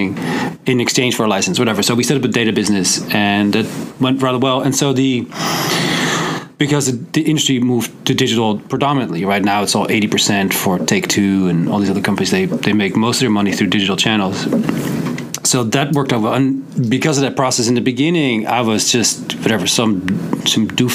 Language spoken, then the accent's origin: English; Netherlands; now in United States; I'm originally from the Netherlands. I moved to the US, back where I come from.